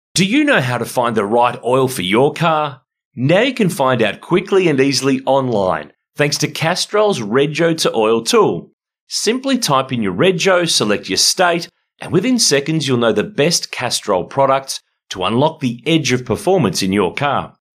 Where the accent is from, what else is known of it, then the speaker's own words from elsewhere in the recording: Ballarat, Victoria, Australia; Ballarat, my hometown